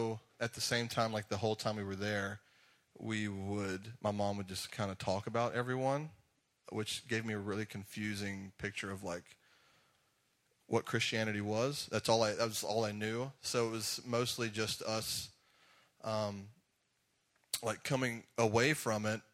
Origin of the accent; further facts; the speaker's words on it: Jackson, Georgia, United States; accent: Southern drawl; also born or lived in Griffin, Georgia / Atlanta area, Georgia; I grew up in a really small town called Jackson, Georgia